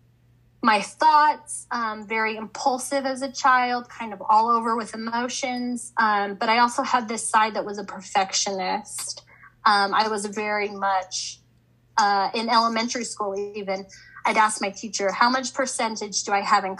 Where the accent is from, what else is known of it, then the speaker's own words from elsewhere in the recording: Highland, Utah, United States; I grew up in Highland, Utah